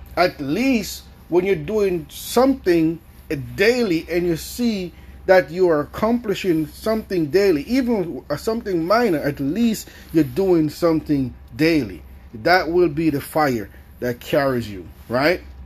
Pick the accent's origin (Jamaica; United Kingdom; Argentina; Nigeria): Jamaica; I grew up in Jamaica.